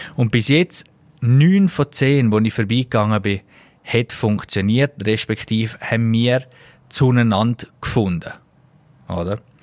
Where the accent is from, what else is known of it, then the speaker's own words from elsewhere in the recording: Switzerland; als Schweizer